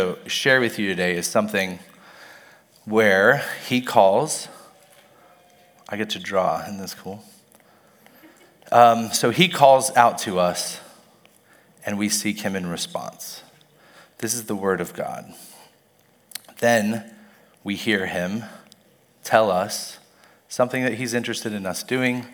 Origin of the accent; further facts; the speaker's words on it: Mobile, Alabama, United States; I was born in Mobile, Alabama, and I went to Charles Simpson's church for as long as I can remember